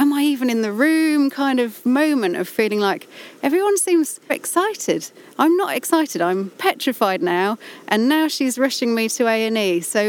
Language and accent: English; Appleby, North West England, United Kingdom; also born or lived in Brighton; It was the Eden Valley. I kind of grew up around the Moorlands, Great Strickland area, Appleby, and on two farms.